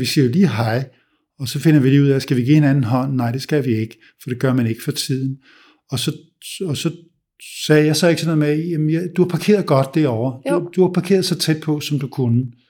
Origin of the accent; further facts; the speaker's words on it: Denmark; also born or lived in United States; vi danskere hader small talk